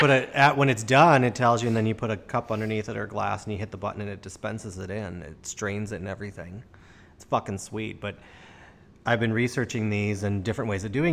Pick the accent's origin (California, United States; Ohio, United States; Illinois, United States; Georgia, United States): Illinois, United States; Chicago; I grew up in Chicago